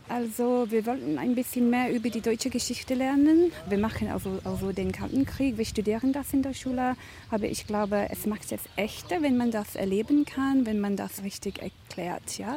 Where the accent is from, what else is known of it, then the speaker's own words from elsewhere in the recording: Bristol, South West England, United Kingdom; German is a second language; Wir kommen aus Bristol in England, in Südwestengland.